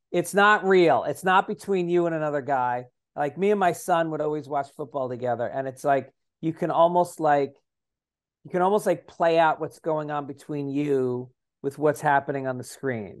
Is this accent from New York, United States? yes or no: yes; Tarrytown, New York, United States; I grew up in Tarrytown